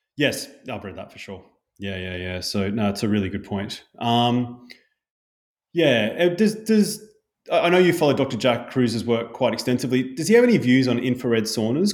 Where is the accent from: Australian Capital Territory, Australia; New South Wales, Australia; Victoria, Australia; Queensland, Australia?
Queensland, Australia; Brisbane; growing up in Bundaberg, but in Brisbane thirty years ago